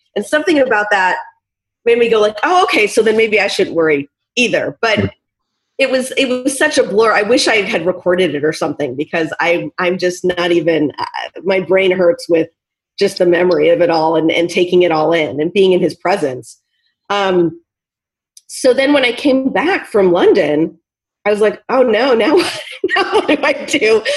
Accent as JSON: {"language": "English", "town": "Portland", "region": "Oregon", "country": "United States", "said": "I am from Portland, Oregon"}